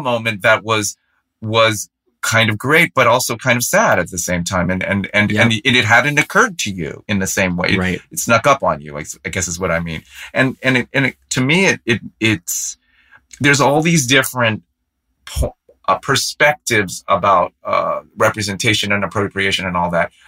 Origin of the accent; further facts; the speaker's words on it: San Francisco, California, United States; I grew up in San Francisco